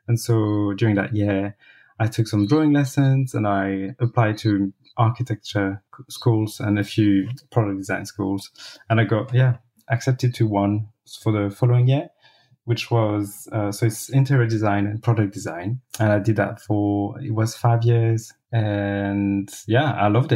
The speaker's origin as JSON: {"language": "English", "town": "Cholet", "region": "Pays de la Loire", "country": "France", "tie": "born or raised there", "also_born_or_lived": "Laxou, France / Paris, France / Berlin, Germany", "second_language": "English", "moved": "as an adult", "lives_now": "London, United Kingdom", "said": "So I was born in the east, in a tiny little town called Laxou. I didn't grow up there. My parents moved to a different town in the west called Cholet. And so that's where I grew up from age 2"}